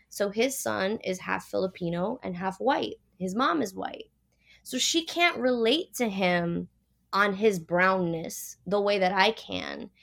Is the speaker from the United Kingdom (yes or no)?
no; Puerto Rico; also born or lived in Miami; now in California, United States; I grew up in Puerto Rico, islands surrounded by water